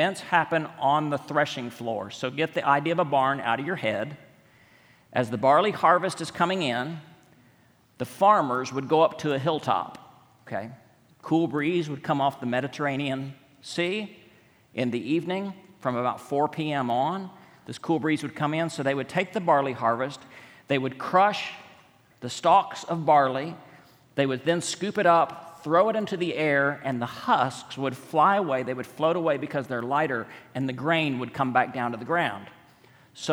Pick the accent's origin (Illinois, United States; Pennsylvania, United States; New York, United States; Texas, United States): Texas, United States; West; moved away; also born or lived in Montgomery, Alabama; I was born and raised in West Texas